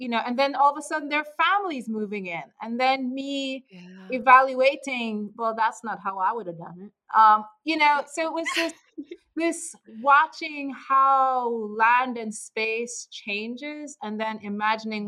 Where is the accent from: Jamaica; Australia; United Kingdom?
Jamaica; moved away; me as a kid growing up in Jamaica